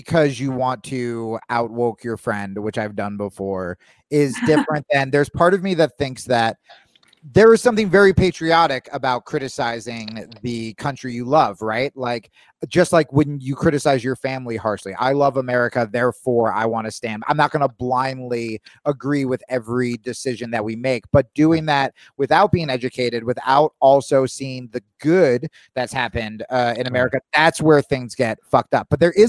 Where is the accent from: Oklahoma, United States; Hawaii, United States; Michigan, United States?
Hawaii, United States; No, and I'm fucking Hawaiian, so I really fucked up.